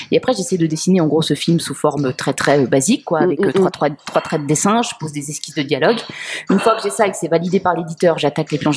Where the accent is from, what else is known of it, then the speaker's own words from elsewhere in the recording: Switzerland; je viens de Suisse.